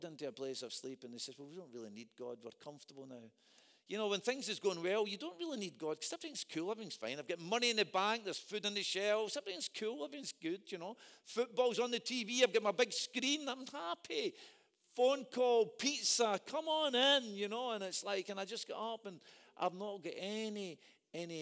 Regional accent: Scotland, United Kingdom; predominantly I'm a Scot

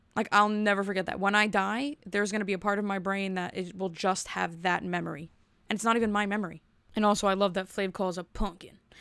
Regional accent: New Jersey, United States; I'm from Jersey

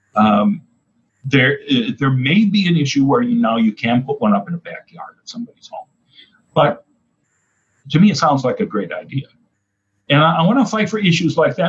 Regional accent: Oshkosh, Wisconsin, United States; now in Clearwater, United States; when I was growing up in Oshkosh, Wisconsin

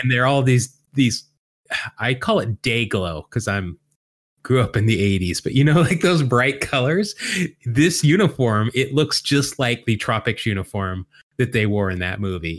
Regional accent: Salt Lake City, Utah, United States; growing up in Salt Lake City as a baseball-starved youth

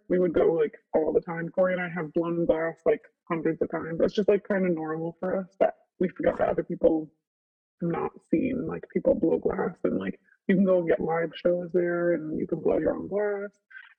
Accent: Elmira, New York, United States; Elmira, New York.

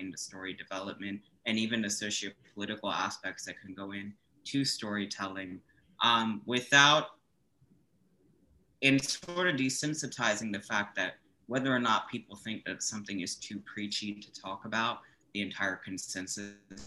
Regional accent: Chapel Hill, North Carolina, United States; also born or lived in Georgia; I was born in Chapel Hill, North Carolina, and I sort of came forward growing up in the good old South in North Carolina

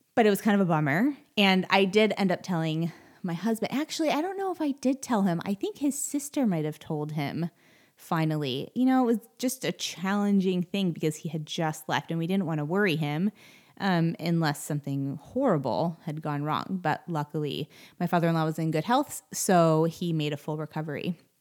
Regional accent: Cleveland, Ohio, United States; moved away as an adult; I grew up in Cleveland

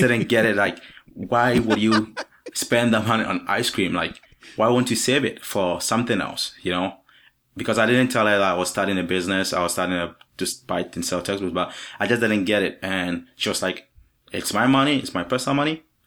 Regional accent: Ghana; also born or lived in Virginia; now in Vermont, United States; I'm not from the U S, I'm from Ghana in Africa

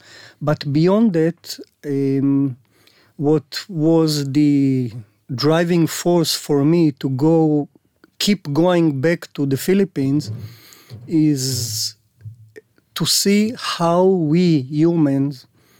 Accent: Haifa, Haifa District, Israel; English is a second language; now in Herzliya, Israel; Originally, I'm from the north, Haifa area. And I spent there the whole childhood till the army, of course.

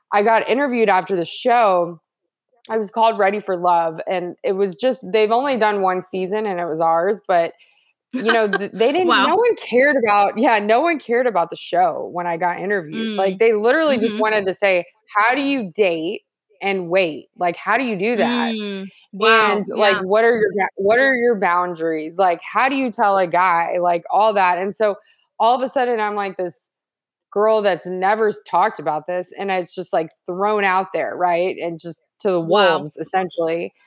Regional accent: Texas, United States; moved away as an adult; also born or lived in Los Angeles / New York / Washington, D.C.; I grew up in Texas. So I did grow up in the South in a Christian home

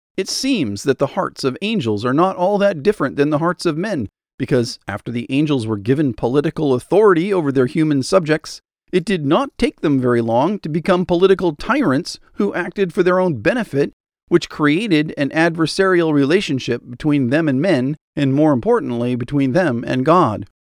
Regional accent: United States; as an American

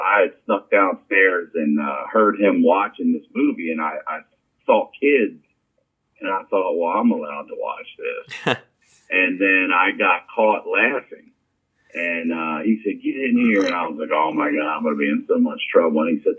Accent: Baltimore, Maryland, United States; moved away; I'm originally from Baltimore, Maryland.

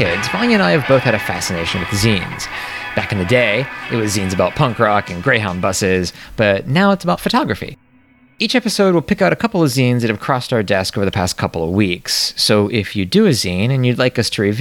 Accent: United States; As an American

